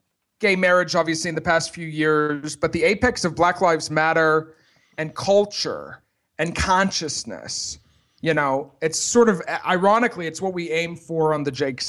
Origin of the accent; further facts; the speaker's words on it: Montreal, Quebec, Canada; It's because we're both from Montreal.